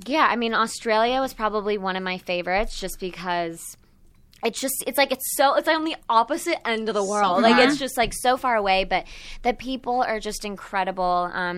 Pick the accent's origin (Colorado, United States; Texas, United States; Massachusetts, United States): Texas, United States; moved away as an adult; also born or lived in Moscow, Russia; now in Los Angeles, United States; I grew up in Texas